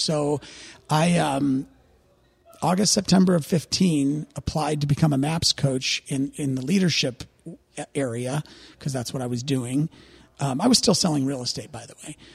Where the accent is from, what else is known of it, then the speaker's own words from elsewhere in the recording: St. Louis, Missouri, United States; born and raised in Saint Louis, Missouri. Still live there.